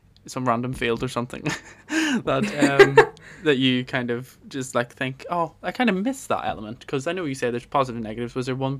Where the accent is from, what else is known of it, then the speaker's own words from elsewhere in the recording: Armagh, Northern Ireland, United Kingdom; moved away; my hometown, Armagh